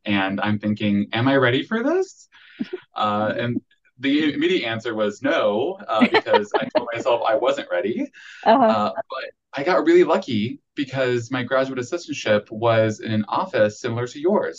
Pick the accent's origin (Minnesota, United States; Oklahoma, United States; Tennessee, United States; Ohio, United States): Ohio, United States; Akron; moved away as an adult; now in Central Arkansas, United States; I'd spent a majority of my life in Akron, Ohio